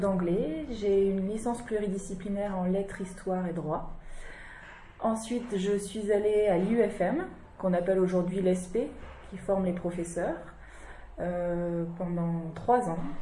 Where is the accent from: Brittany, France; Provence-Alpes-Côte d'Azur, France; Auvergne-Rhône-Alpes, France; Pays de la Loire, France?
Brittany, France; Quimper; moved away as an adult; now in Bohain-en-Vermandois, France; je suis de Bretagne